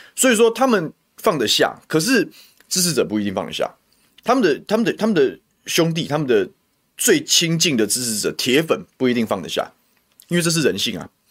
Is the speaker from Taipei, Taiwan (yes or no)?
no; Taoyuan, Taiwan; 我们这些在地出生的政治人物